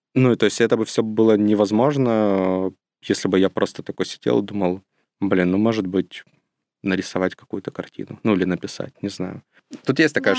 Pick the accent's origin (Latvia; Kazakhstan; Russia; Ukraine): Ukraine; я родился и вырос в Волчевске. Это не очень большой город, э, недалеко от Ростова, но это в Украине